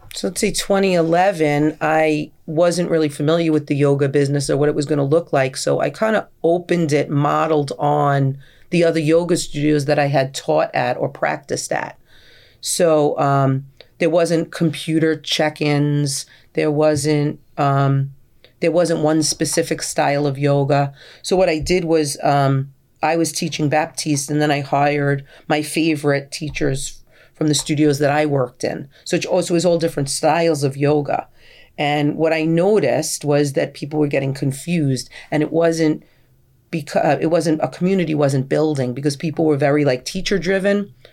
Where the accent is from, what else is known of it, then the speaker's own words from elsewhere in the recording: New York City, New York, United States; I was born and raised on Staten Island